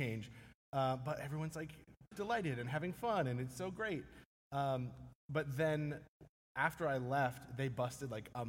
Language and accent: English; Maine, United States; also born or lived in Aroostook County, Maine / Old Orchard Beach, Maine; So I kind of grew up all over Maine. I was born in Aroostook County, which is like the northernmost part of Maine. So it's all like potato fields and farms and that.